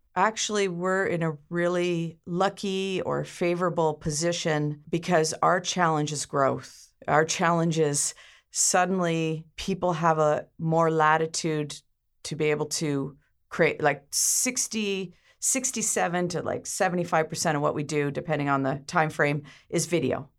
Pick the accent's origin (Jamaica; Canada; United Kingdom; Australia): Canada; Ontario; now in Campbell River, Canada; I was originally from Ontario, but I consider myself an honorary islander, being here over thirty years